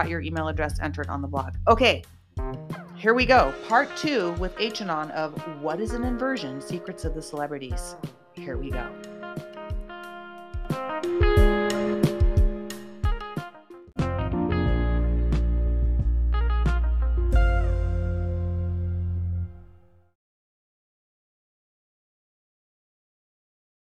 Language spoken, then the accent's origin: English; California, United States; we are real people from California natives, both of us